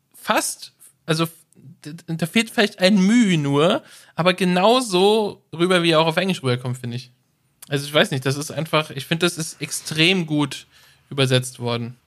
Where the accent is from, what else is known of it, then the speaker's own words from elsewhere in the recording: Germany; als Deutsche